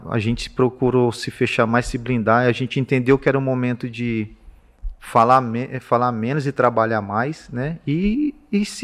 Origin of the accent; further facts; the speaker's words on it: São Paulo, Brazil; also born or lived in Minas Gerais, Brazil; Meu pai trabalhava, foi onde eu nasci, mas eu também saí novo de Minas, saí é, muito pequeno. Foi, a gente foi morar no interior de São Paulo.